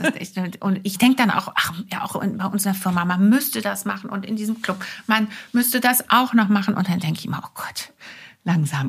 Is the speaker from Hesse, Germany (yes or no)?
no; Wuppertal, North Rhine-Westphalia, Germany; also born or lived in France; now in Hamburg, Germany; ich bin im Wuppertal geboren